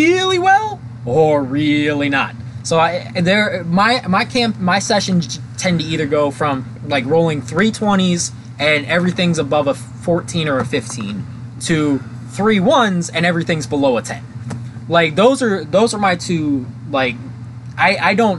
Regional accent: Canton, Ohio, United States; moved away; We grew up in Canton.

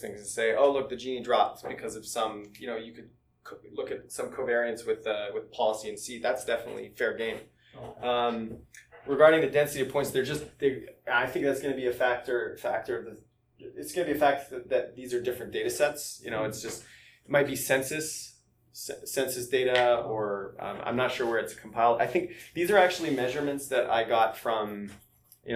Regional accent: Canada; I'm Canadian

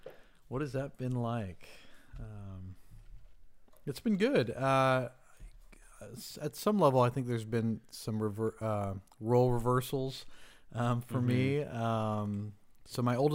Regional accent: Rancho Cucamonga, California, United States; Rancho Cucamonga. Really? Wow. Yeah, born and raised.

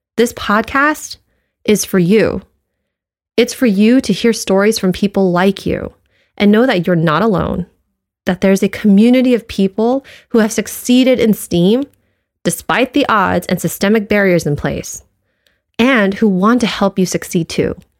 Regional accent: United States; being Asian American

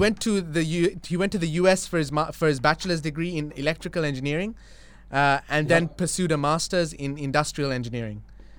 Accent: Kuwait; So basically, guys, I grew up in Kuwait. I spent 11 years of my life in Kuwait from 2000 to 2011. I did elementary, middle school, and high school in Kuwait.

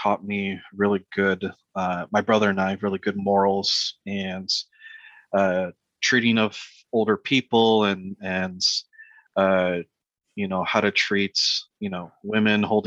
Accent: South Florida, United States; moved away as an adult; also born or lived in Connecticut / Puerto Rico; now in Charlotte, United States; I moved to Florida, South Florida. And was there for probably most of my life, I think almost 22, 23 years

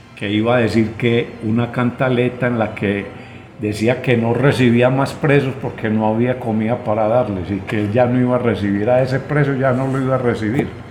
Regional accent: Colombia; como colombianos

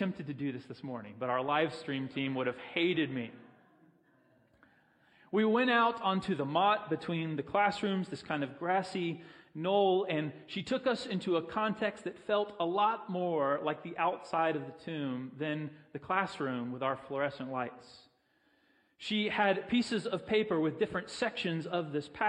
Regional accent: Pensacola, Florida, United States; I grew up in Pensacola

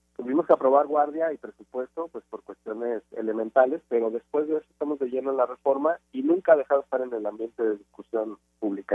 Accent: Guadalajara, Jalisco, Mexico; Yo soy de Guadalajara

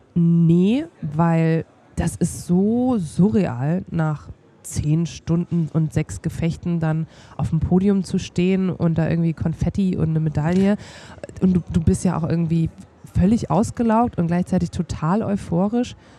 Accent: Bayreuth, Bavaria, Germany; moved away as an adult; in meiner Heimatstadt Bayreuth

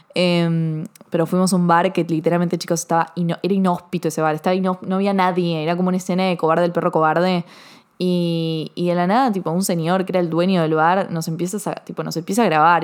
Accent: Argentina; yo soy argentina

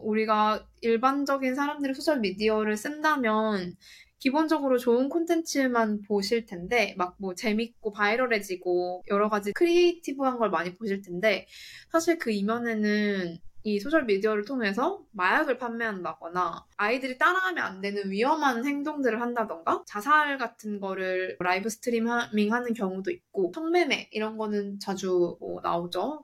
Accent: South Korea; moved away as an adult; also born or lived in United States; now in Singapore; 저는 한국에서 나고 자라서 깔깔이님과 단카리님과 같이 고등학교를 나왔고

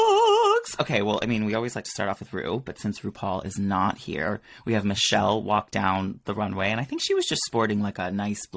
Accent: Peterborough, East of England, United Kingdom; Like, growing up in Peterborough, I just was like, I knew I needed to get out

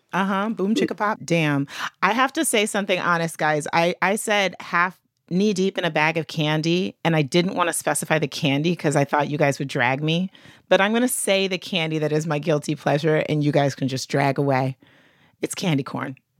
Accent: the South, United States; I'm from the South, Bible Belt

